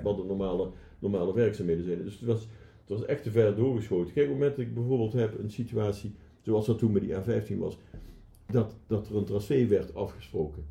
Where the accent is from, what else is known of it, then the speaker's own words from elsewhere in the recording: Netherlands; als Nederlanders